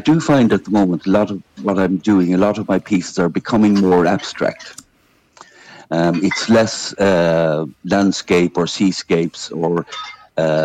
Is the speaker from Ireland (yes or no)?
yes; Limerick, Munster, Ireland; moved away as an adult; also born or lived in Arizona, United States; now in County Clare, Ireland; I'm from Limerick. Originally, all of my family still live in Limerick